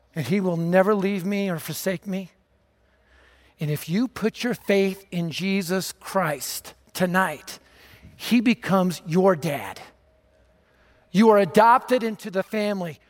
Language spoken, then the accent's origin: English; Denver, Colorado, United States; I was raised in North Denver, just a few miles from here.